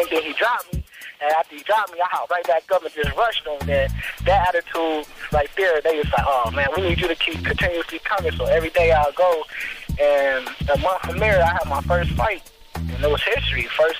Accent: Los Angeles, California, United States; I'm originally from Los Angeles, California, the east side to be exact, born in 1986

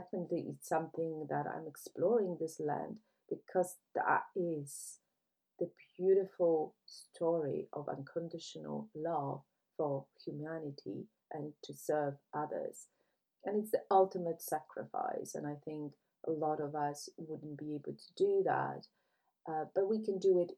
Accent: Poland; now in United Kingdom; I left my home country because I couldn't see the tolerance for other people. When you look at Poland, it's predominantly white country

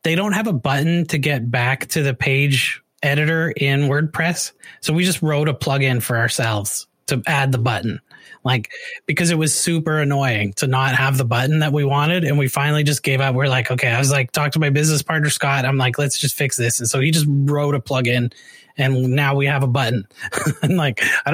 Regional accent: Canada; moved away as an adult; now in United States; we had American TV in Canada

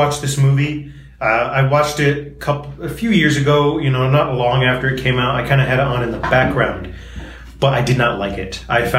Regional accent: Brooklyn, New York, United States; I'm from Brooklyn. Just a kid from Brooklyn.

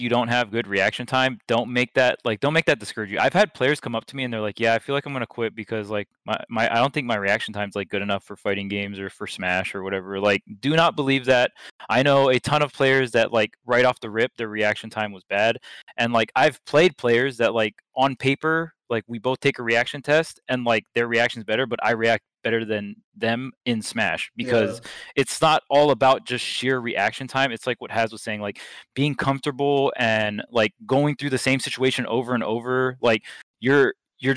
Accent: Hawaii, United States; I grew up in Hawaii

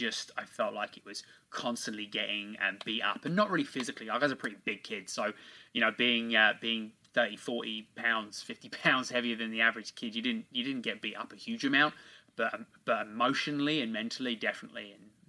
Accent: England, United Kingdom; born and raised in England.

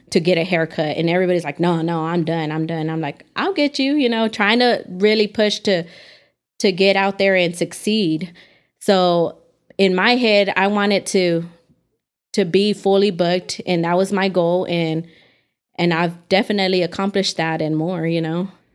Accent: Dallas, Texas, United States; now in Amarillo, United States; growing up in Dallas, I feel like it's so overly saturated with people

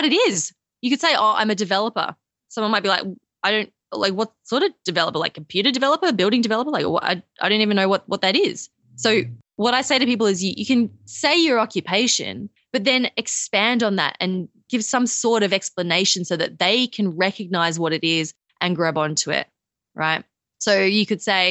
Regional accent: Australia; accent: Australian; I'm Australian.

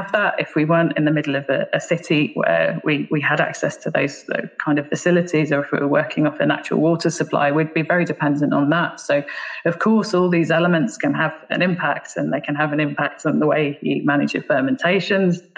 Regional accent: Bedfordshire, East of England, United Kingdom; also born or lived in Black Isle, Scotland; now in Ireland; I actually grew up just outside London. My family is Scottish, but I actually went to school and grew up in Bedfordshire, which is just north of London

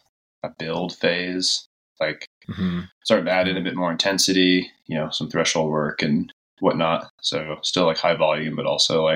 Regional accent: Park City, Utah, United States; I grew up in Park City.

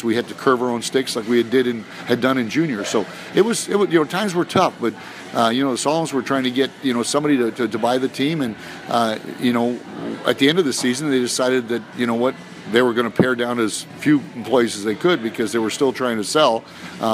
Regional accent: Saskatoon, Saskatchewan, Canada; that's my hometown, Saskatoon

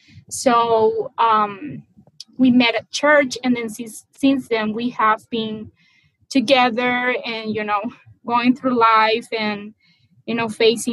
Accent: Maracaibo, Zulia, Venezuela; moved away; Actually, my hometown, which is called Maracaibo, a pretty long name, it is as hot as 120 all year long.

